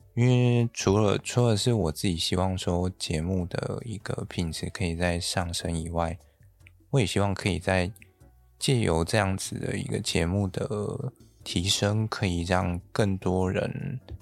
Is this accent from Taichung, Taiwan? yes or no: no; Yilan County, Taiwan; 我是从宜兰来的，那宜兰不就是一个东北季风很冷